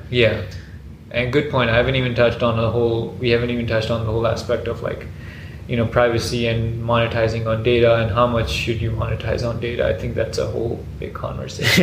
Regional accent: Pakistan; in Pakistan, which is like you know my hometown

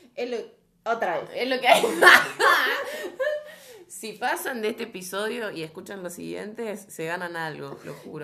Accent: Argentina; Somos argentinos

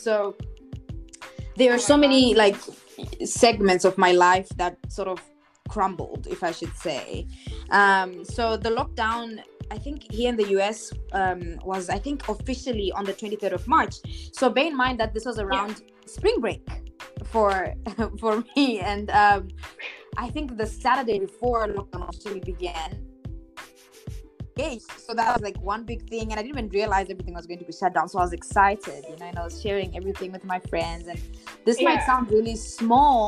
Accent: Zimbabwe; I'm also from Zimbabwe

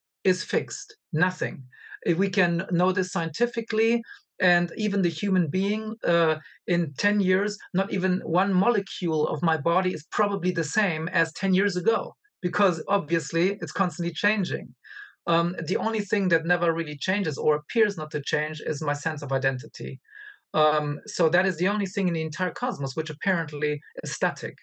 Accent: Angola; moved away; also born or lived in Germany / United States; I was born in Africa and I lived in Africa for a long time

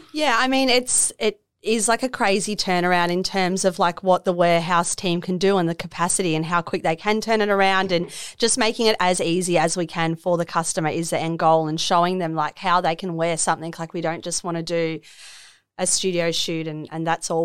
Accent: Melbourne, Victoria, Australia; moved away as an adult; also born or lived in London; now in Miami, Australia; I'm originally from Melbourne

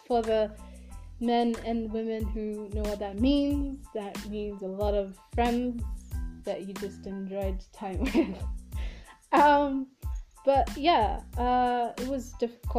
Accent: Kenya; I'm African, and specifically I'm from Kenya

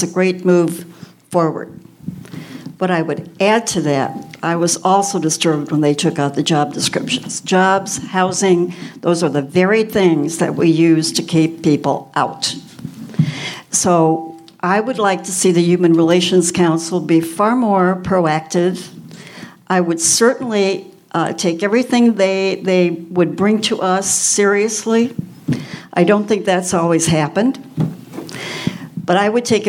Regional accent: Chicago, Illinois, United States; moved away; I was raised in Chicago

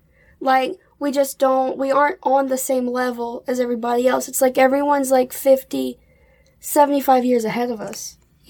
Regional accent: Lake Charles, Louisiana, United States; I was born in Lake Charles, Louisiana, and I'm 23 years old.

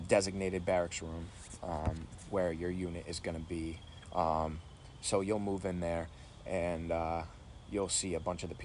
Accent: Rhode Island, United States; I grew up in Rhode Island

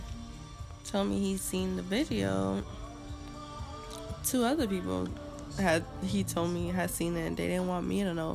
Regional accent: Boston, Massachusetts, United States; my hometown, Boston

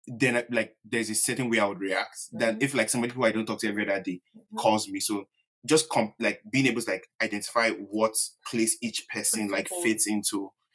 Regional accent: Nigeria; accent: Yoruba; Oh God, my Yoruba accent.

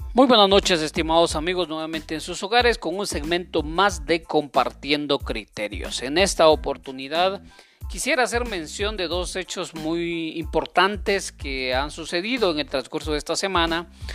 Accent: Guatemala; sigamos adelante como guatemaltecos

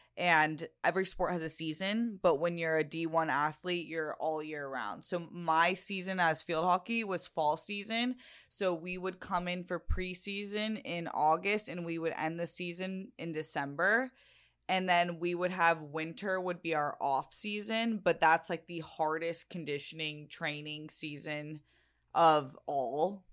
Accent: Chula Vista, California, United States; growing up in San Diego in Chula Vista

